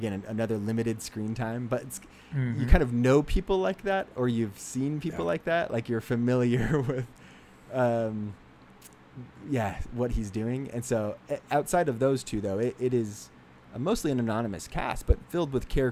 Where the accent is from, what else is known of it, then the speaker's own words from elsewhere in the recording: Bay Area, California, United States; I grew up around the Bay Area and I work in the Bay Area